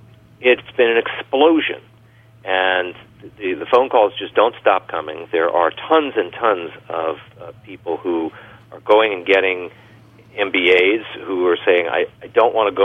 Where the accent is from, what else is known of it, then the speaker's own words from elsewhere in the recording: Long Island, New York, United States; moved away; I grew up on Long Island, but I've been away from New York other than visits for a long time.